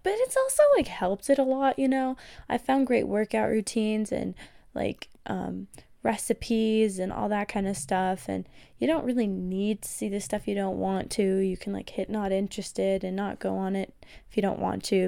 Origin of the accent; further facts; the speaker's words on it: Colorado, United States; I'm from Colorado. It's a very, very outdoorsy, outdoorsy state